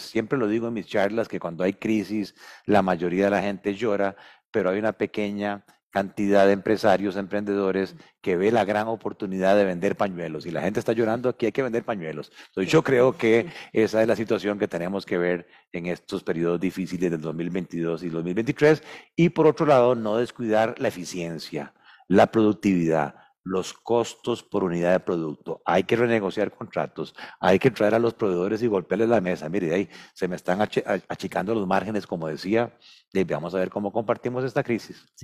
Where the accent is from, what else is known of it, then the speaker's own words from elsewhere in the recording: Costa Rica; somos ante todo costarricenses